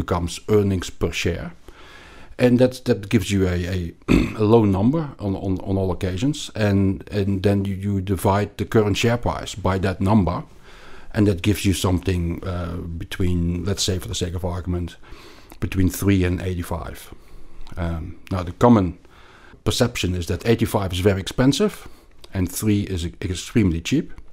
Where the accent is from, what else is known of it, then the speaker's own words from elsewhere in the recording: Belgium; like you can probably hear from my accent, I grew up in Belgium, and we learned French at school